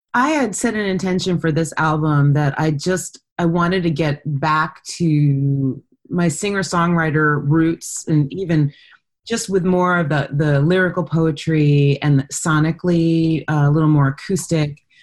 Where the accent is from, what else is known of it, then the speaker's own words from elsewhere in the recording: New York, United States; I'm from New York